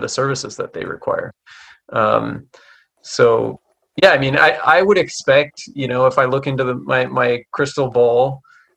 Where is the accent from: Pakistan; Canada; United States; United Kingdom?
Canada; I'm Canadian